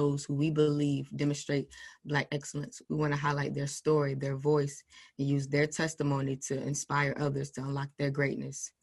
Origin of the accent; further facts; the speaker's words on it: Virginia 757 area, United States; I'm from Virginia 757 area